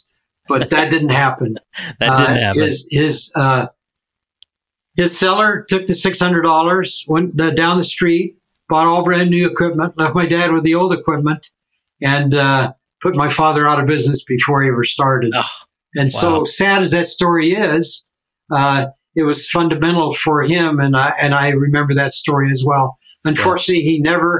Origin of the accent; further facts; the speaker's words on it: Pomona, California, United States; moved away as an adult; also born or lived in Chino, California / Littleton, Colorado / Provo, Utah; I was raised in Pomona, California, in a small 2-bedroom, 1-bathroom house